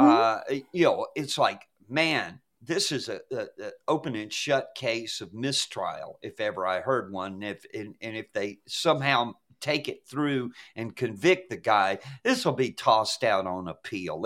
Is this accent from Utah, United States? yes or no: no; Atlanta, Georgia, United States; growing up in Atlanta when I was a kid